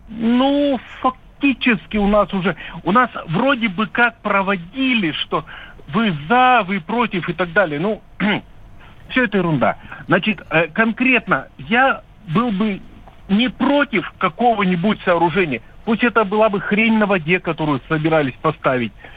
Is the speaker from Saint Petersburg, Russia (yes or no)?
no; Yekaterinburg, Sverdlovsk Oblast, Russia; я из Екатеринбурга. Ну, родился я в Свердловске.